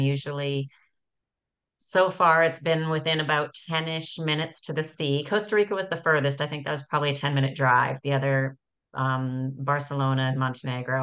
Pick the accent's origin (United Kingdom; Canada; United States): Canada; moved away; growing up in Canada